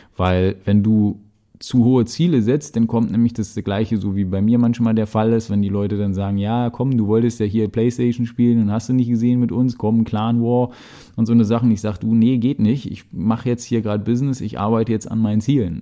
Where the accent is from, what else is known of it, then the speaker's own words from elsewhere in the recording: Berlin, Germany; ich rede halt so einfach, wie ja, mir die Schnauze gewachsen ist, denn ich komme aus Berlin